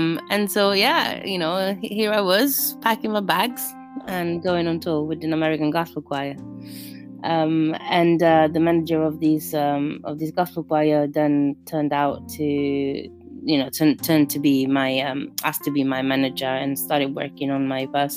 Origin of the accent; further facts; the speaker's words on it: Rome, Lazio, Italy; English is a second language; moved away as an adult; now in London, United Kingdom; I was born in the heart of Babylon, in Rome.